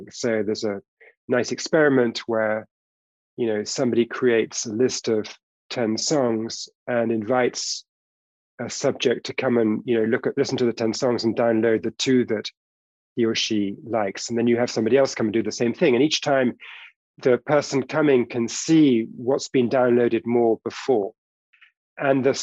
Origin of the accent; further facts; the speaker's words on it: United Kingdom; We're both British by origin.